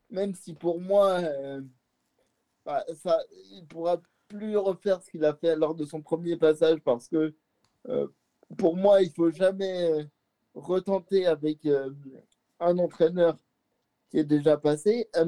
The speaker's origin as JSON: {"language": "French", "town": "Lyon", "region": "Auvergne-Rhône-Alpes", "country": "France", "said": "moi, je suis lyonnais"}